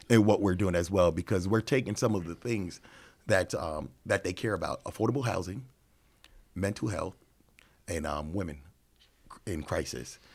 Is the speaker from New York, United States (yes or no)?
yes; New York, United States; now in Chicago, United States; I'm from New York